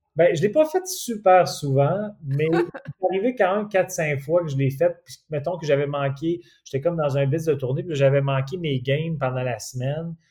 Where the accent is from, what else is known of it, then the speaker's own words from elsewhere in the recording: Quebec City, Quebec, Canada; je viens de Québec